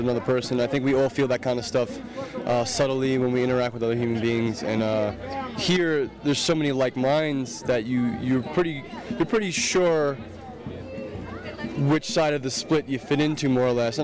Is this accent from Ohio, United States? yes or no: no; New York City, New York, United States; I'm from New York City.